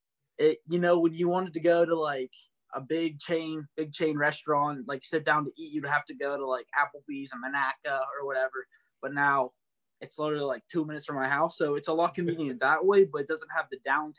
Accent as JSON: {"language": "English", "town": "Beaver", "region": "Pennsylvania", "country": "United States", "tie": "born or raised there", "moved": "as an adult", "lives_now": "Moon, United States", "said": "I love growing up in Beaver, have so many friends still there. Beaver was, you know, just an awesome place to grow up and experience, you know, as a little kid."}